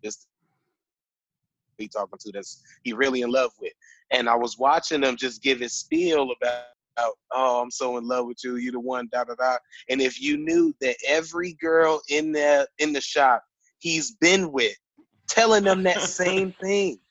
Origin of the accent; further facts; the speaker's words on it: Chicago, Illinois, United States; I'm from Chicago